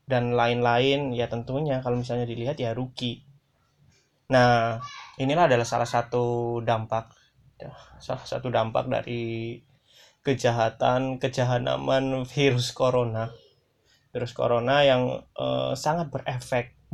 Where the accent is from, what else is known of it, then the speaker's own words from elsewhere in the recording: Pemalang, Central Java, Indonesia; Nah, di kampung-kampungku, di desa-desaku di Pemalang juga aku melihat sudah melihat nih